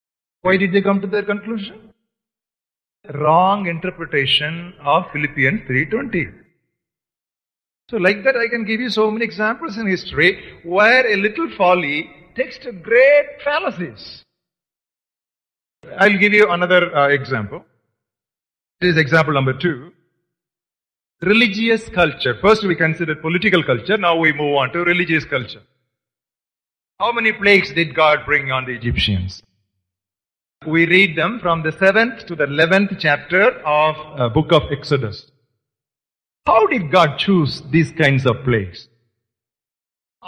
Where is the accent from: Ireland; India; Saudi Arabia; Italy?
India; for us Indian believers, we have citizenship in India.